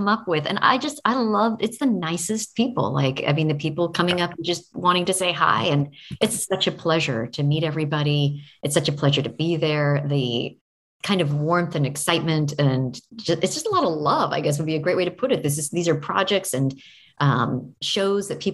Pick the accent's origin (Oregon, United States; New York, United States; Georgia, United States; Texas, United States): Oregon, United States; I grew up in Oregon